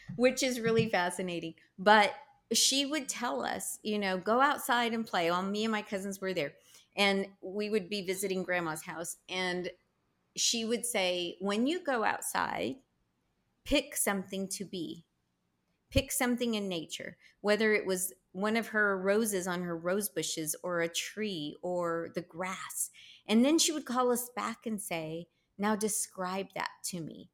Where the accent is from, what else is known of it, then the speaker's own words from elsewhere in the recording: Texas, United States; I'm such a Texan